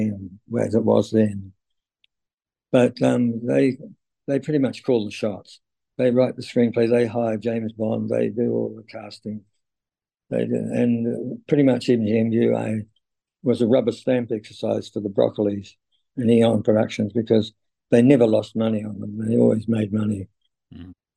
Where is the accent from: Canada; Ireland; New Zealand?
New Zealand; Roger Donaldson was one of my compatriots. another New Zealand director